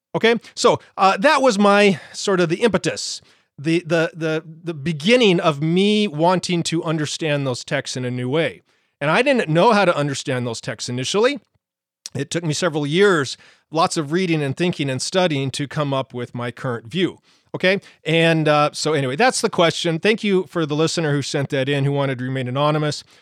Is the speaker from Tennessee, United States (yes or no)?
no; Montana, United States; I grew up in Montana